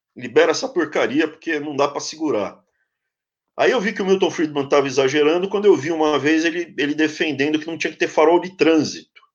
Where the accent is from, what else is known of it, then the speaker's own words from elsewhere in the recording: São Paulo, Brazil; eu cresci na capital